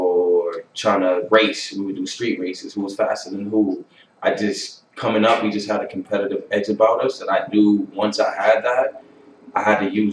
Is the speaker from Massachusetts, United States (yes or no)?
yes; Boston, Massachusetts, United States; also born or lived in Holbrook, Massachusetts; I grew up in Dorchester